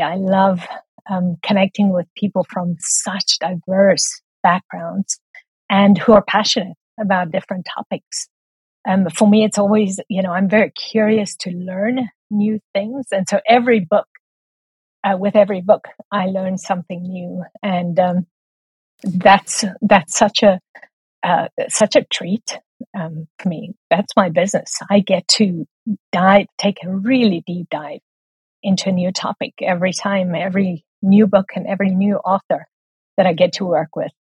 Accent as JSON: {"language": "English", "country": "South Africa", "also_born_or_lived": "Taiwan", "moved": "as an adult", "said": "so if I sound a little bit funny, it's because I'm from South Africa."}